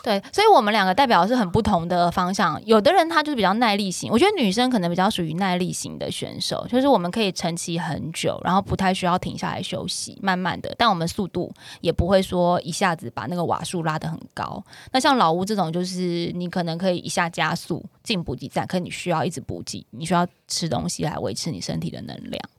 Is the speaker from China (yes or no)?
no; Taiwan; 我们台湾人